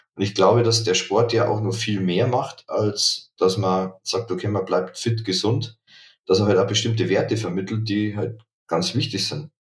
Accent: Dingolfing, Bavaria, Germany; moved away as an adult; now in Munich, Germany; ich komme aus Niederbayern, Dingolfing

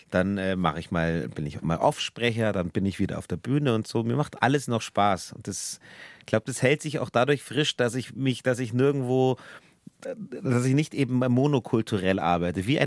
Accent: Bavaria, Germany; E und wir Bayern machen das EA. Wir sagen Schwert.

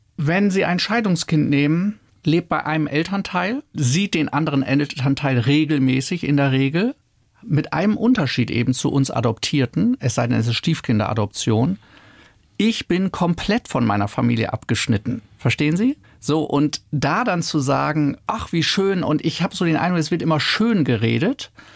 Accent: Oldenburg, Lower Saxony, Germany; moved away; also born or lived in Freiburg; Ich bin ja in Oldenburg aufgewachsen

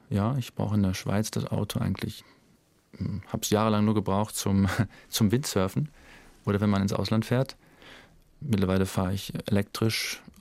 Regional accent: Lüdenscheid, North Rhine-Westphalia, Germany; now in Zürich, Switzerland; Die Nordhelle im Ebbegebirge bei Herscheid. 663 Meter normal Null. Wow. Ja, das war mein Home Mountain, mein Heimberg.

